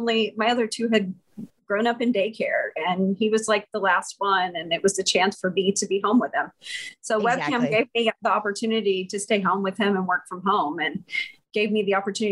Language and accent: English; Houston, Texas, United States; also born or lived in Austin, Texas; I was born in Austin, but yeah, okay. I'm a Texas girl. I grew up in Houston.